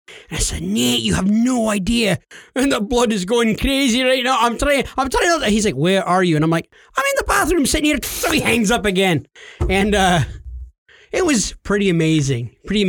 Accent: New York, United States; and you neglected to tell him I'm actually from New York and yeah.

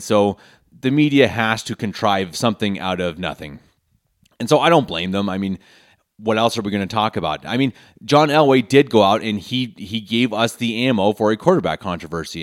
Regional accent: Denver, Colorado, United States; born or raised there; moved away as an adult; now in Munich, Germany

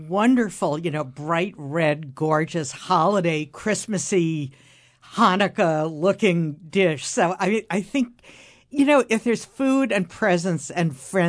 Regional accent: New York, United States; I grew up in Midtown Manhattan, and I don't know what the deal was with my parents, who were both Jewish, but we celebrated Easter.

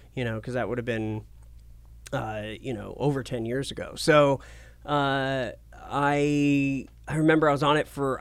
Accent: Portland, Oregon, United States; moved away as an adult; also born or lived in Asheville, North Carolina / New Mexico / Medford, Oregon; Born in North Carolina, but raised in Portland

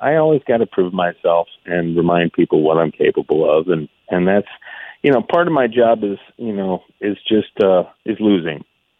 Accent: Toledo, Ohio, United States; moved away; I grew up in Toledo

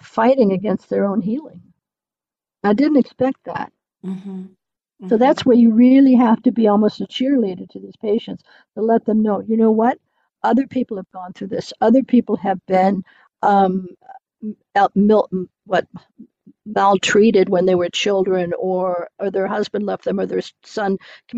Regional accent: United States; moved away as an adult; now in Germany; being American and having to wait for a work permit

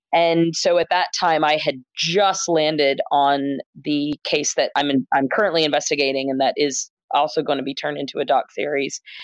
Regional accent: Gainesville, Florida, United States; born or raised there; moved away as an adult; now in Philadelphia, United States

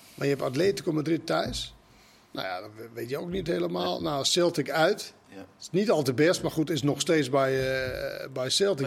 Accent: Denmark; Dutch is a second language; moved away as an adult; also born or lived in Maastricht; now in Netherlands; we komen dan uit Denemarken

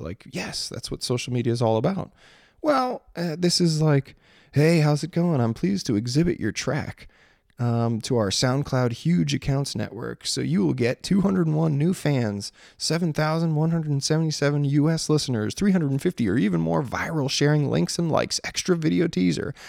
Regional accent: Maryland, United States; growing up in Maryland

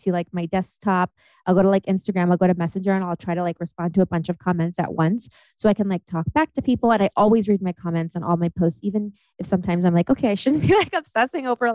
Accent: Ohio, United States; moved away; also born or lived in Germany; I'm from Ohio.

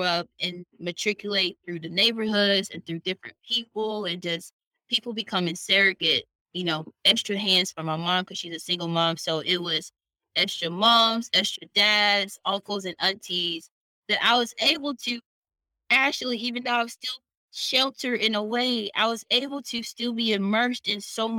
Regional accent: Titusville, Florida, United States; now in Birmingham, United States; I was born in Titusville, I was raised in Titusville, and I grew up in this middle class Black neighborhood

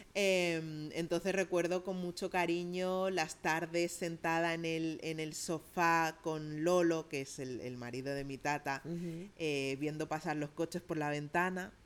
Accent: Catalonia, Spain; yo crecí en Cataluña, pero yo crecí con una familia andaluza

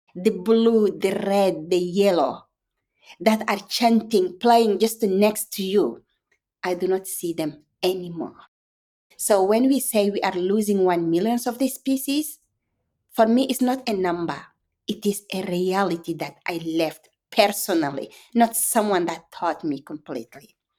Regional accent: Chad; English is a second language; my hometown Chad

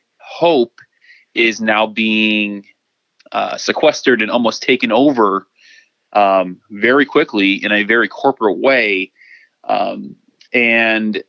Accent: Chicago, Illinois, United States; My hometown, Chicago

